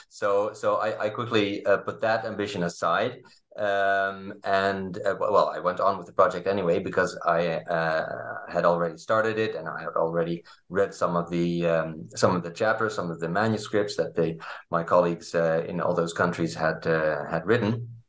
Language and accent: English; Leiden, South Holland, Netherlands; I grew up in, uh, in Leiden, in the Netherlands